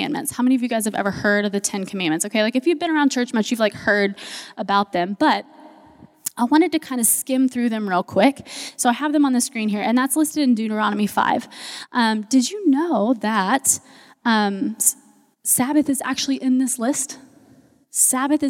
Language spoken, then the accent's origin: English; United States; we as American Christians